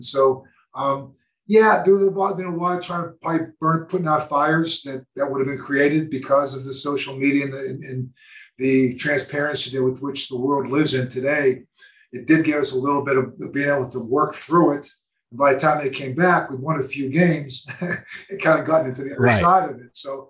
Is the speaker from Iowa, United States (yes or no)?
no; Pittsburgh, Pennsylvania, United States; growing up in Pittsburgh and going back to my hometown.